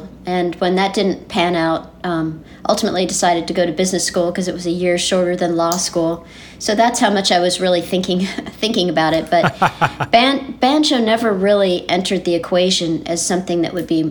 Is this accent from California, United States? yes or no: yes; Southern California, United States; I grew up in Southern California, you know, playing bluegrass in the mid-70s, late-70s